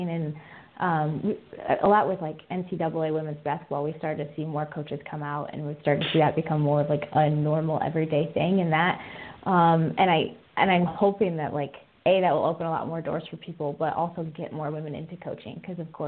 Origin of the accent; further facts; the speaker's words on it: Michigan, United States; I grew up in Michigan